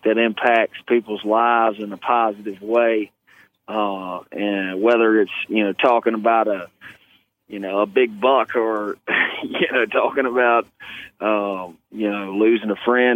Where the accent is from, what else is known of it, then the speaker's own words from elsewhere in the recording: Hanover, Virginia, United States; I was born in Hanover, Virginia.